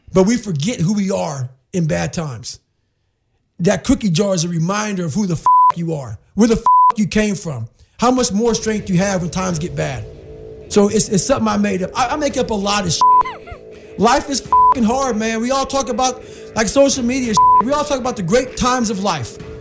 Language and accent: English; Brazil, Indiana, United States; also born or lived in Buffalo, New York; Growing up in Brazil